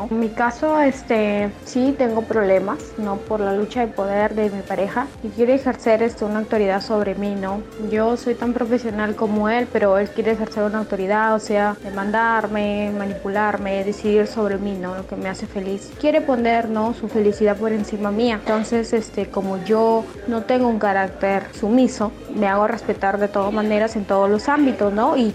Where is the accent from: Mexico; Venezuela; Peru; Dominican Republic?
Mexico; Sonora; now in Madison, United States; soy originaria de México, del estado de Sonora, pero tengo 20 años viviendo en los Estados Unidos, en Madison, Wisconsin.